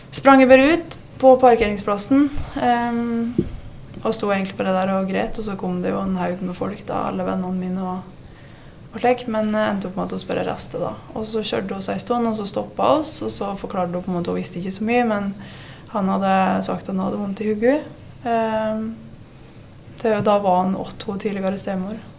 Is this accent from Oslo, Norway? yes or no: no; Vinstra, Innlandet, Norway; moved away; also born or lived in Fron; Jeg er fra Vinstra. Alle hvor er jeg egentlig fra, men ja, jeg sier jeg er fra Vinstra. Ja. Det er der jeg har vokst opp, i hvert fall.